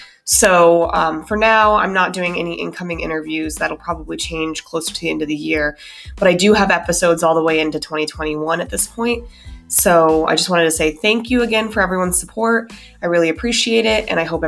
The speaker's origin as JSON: {"language": "English", "region": "Colorado", "country": "United States", "tie": "born or raised there", "also_born_or_lived": "Minnesota, United States", "said": "So actually, I was born in Minnesota, moved to Colorado when I was 10"}